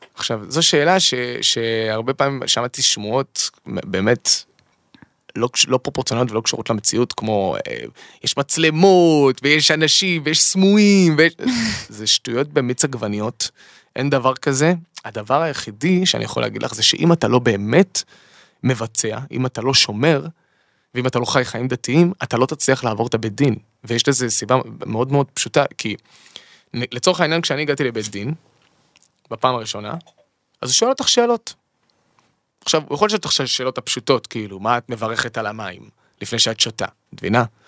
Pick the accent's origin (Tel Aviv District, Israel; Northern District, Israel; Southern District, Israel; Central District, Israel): Southern District, Israel; Eilat; גדלתי באילת